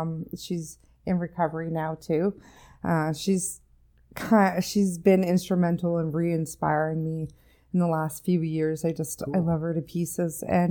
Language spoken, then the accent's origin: English; Comox, British Columbia, Canada; No, I was born in on Vancouver Island in the Comox Valley, born and raised there.